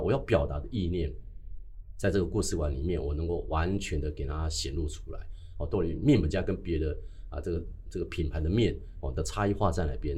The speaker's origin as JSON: {"language": "Chinese", "town": "Dajia", "region": "Taichung", "country": "Taiwan", "tie": "born or raised there", "moved": "yes", "said": "我的梦想是离开大甲哦，离开大甲。因为啊，我在五六年级的时候，我就嗯。必须在面场工作了"}